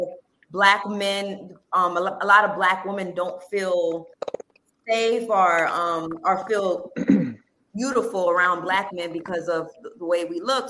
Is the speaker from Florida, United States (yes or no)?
yes; North Miami, Florida, United States; I'm born and raised in Miami, and to be exact, I'm from North Miami